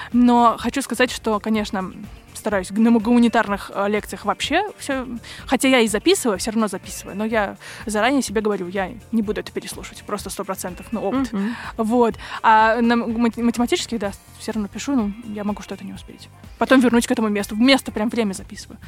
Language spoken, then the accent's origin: Russian; Moscow, Russia; я из Москвы